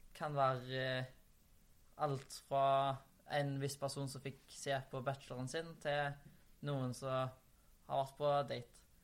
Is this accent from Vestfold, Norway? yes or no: no; Haugesund, Rogaland, Norway; moved away; hjemme i Haugesund